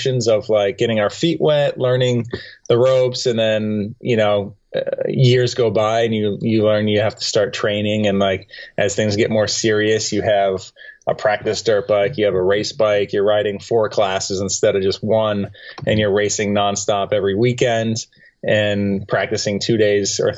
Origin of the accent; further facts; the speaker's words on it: New Hampshire, United States; we grew up in New Hampshire